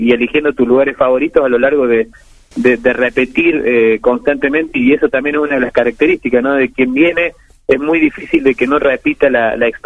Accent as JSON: {"language": "Spanish", "town": "Achiras", "region": "Córdoba", "country": "Argentina", "said": "aquí en mi pueblo"}